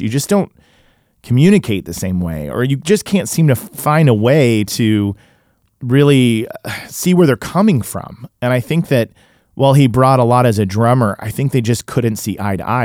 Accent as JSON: {"language": "English", "town": "Tulsa", "region": "Oklahoma", "country": "United States", "tie": "born or raised there", "also_born_or_lived": "Illinois", "moved": "yes", "lives_now": "Los Angeles, United States", "said": "I grew up in Tulsa, then lived in Illinois"}